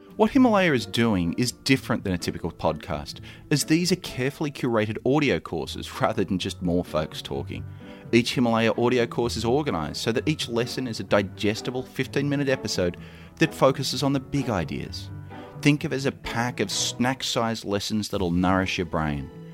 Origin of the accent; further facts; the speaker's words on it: Australia; now in United States; I'm an import from Australia.